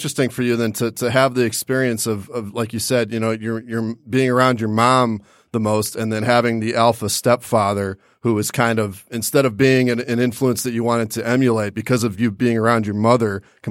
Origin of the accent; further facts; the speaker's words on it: Detroit, Michigan, United States; we're from Detroit